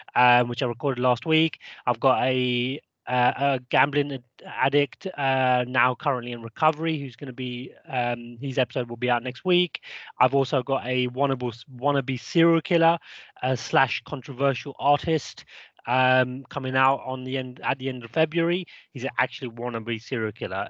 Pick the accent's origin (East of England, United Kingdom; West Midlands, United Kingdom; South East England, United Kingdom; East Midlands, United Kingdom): South East England, United Kingdom; Crawley; now in Peak District, United Kingdom; I'm actually from Crawley, which is down south by Gatwick Airport, by London.